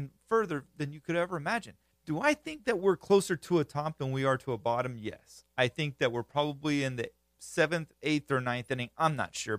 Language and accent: English; Florida, United States; I'm from Florida, grew up country